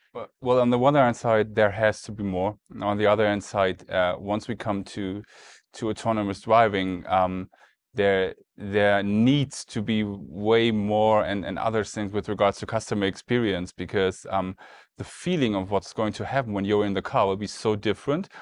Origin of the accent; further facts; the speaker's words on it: Germany; we're in the U S, obviously, and, um, I'm from Germany